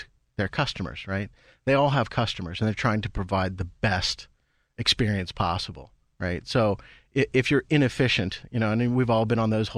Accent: Mount Pleasant, Pennsylvania, United States; now in New Kensington, United States; I'm originally from Mount Pleasant

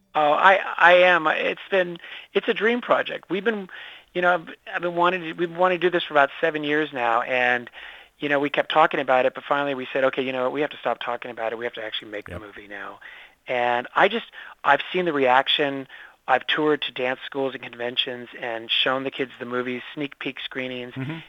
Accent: San Diego, California, United States; I'm from San Diego

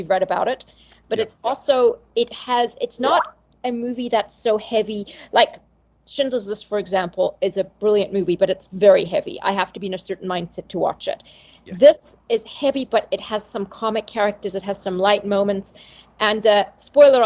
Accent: Zimbabwe; I grew up in Zimbabwe where movies were very limited

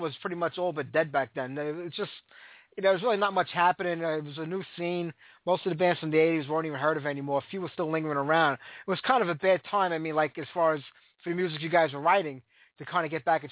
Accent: New York City, New York, United States; moved away as an adult; now in Staten Island, United States; I grew up in Brooklyn back in the day

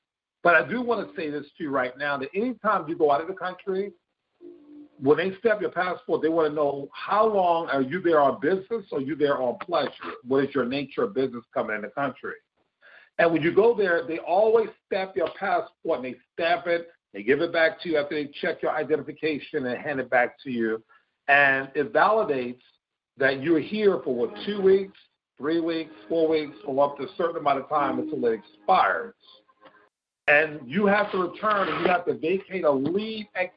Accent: West Coast, United States; I was born on the East Coast, grew up on the West Coast

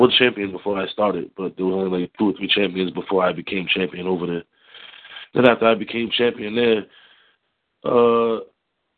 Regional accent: Providence, Rhode Island, United States; Born and raised in Rhode Island, Providence

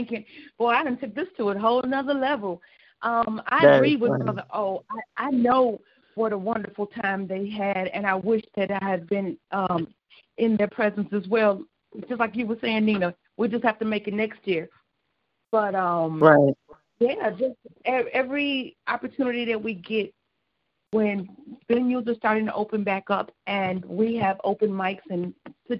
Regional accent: Joliet, Illinois, United States; also born or lived in Chicago; I was born and raised out here in Joliet, Chicago was a second home to me

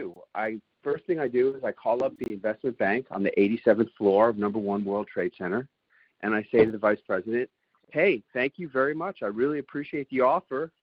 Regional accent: New York City, New York, United States; And I've been living here my whole life. I grew up in New York City.

